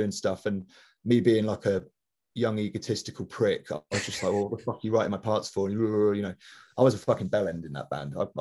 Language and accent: English; London, United Kingdom; I grew up in Wandsworth in Southwest London.